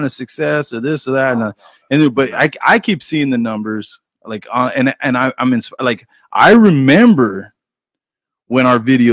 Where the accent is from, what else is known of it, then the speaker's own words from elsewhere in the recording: New Mexico, United States; now in Kansas City, United States; I'm from New Mexico